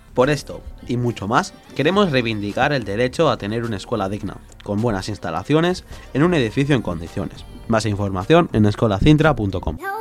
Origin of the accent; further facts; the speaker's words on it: Barcelona, Catalonia, Spain; Nací en Barcelona, pero mi familia tiene orígenes dominicanos.